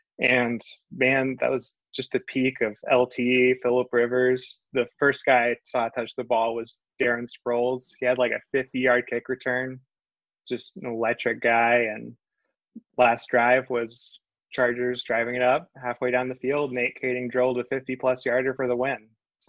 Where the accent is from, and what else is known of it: Northwest Georgia, United States